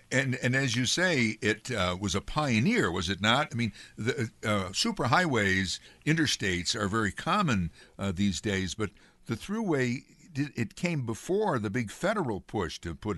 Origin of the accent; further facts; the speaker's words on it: Amsterdam, New York, United States; also born or lived in Schenectady area, New York; now in Schenectady, United States; I grew up in Amsterdam, you know, I live in the Schenectady area now